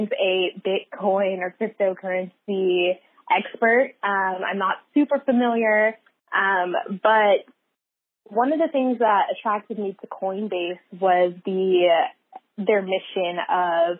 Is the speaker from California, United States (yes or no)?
yes; San Francisco Bay Area, California, United States; I am a San Francisco Bay Area native, born and raised in the Bay